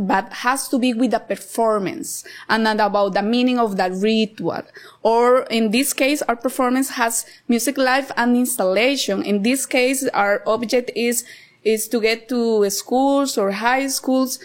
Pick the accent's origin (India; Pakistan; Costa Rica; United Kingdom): Costa Rica; Cartago; moved away as an adult; now in Nosara, Costa Rica; I grew up in Cartago, so I am a Costa Rica.